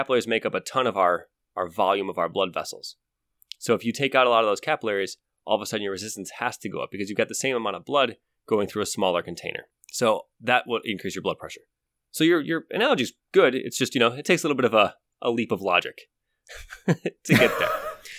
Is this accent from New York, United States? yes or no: no; Ohio, United States; I grew up in Ohio.